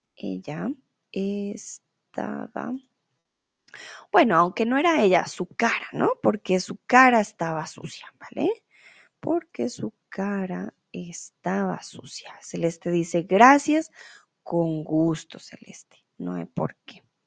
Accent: Colombia

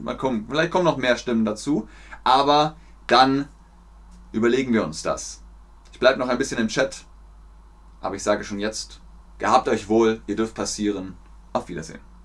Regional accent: Bavaria, Germany; Ich komme aus Bayern, aus dem Süden von Deutschland

